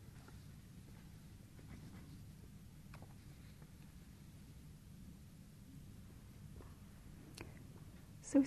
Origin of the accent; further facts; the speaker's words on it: United Kingdom; I'm British